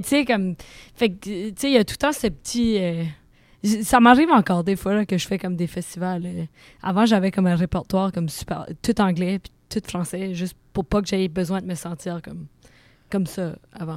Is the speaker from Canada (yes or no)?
yes; Acadia, New Brunswick, Canada; accent: Acadian